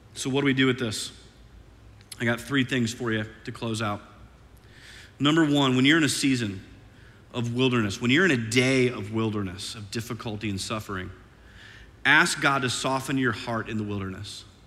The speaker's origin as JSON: {"language": "English", "region": "Iowa", "country": "United States", "also_born_or_lived": "St. Louis, Missouri", "moved": "as an adult", "lives_now": "Oklahoma City, United States", "said": "I'm from Iowa, and this is like the deep south to this Iowan"}